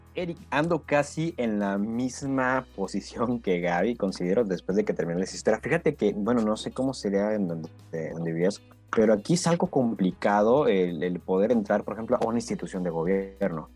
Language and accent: Spanish; Mexico; así somos los mexicanos